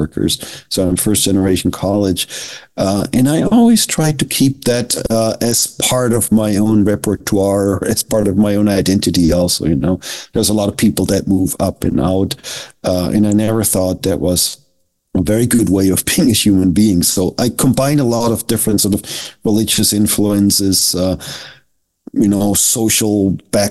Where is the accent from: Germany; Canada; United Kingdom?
Germany; Southern Germany; now in United States; I was raised in Germany, but the odd thing about it is I grew up as a Methodist